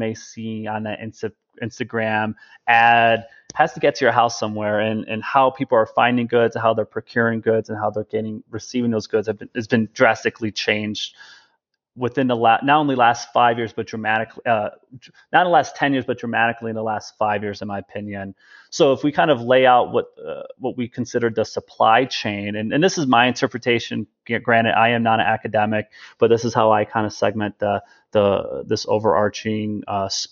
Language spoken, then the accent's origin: English; Chicago, Illinois, United States; I'm originally a Midwesterner from Chicago